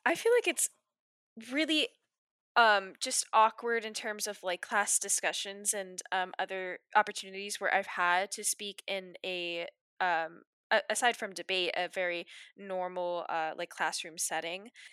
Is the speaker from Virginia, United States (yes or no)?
yes; Waterford, Virginia, United States; I'm also from Waterford, Virginia, which is somewhere in, um, northern Virginia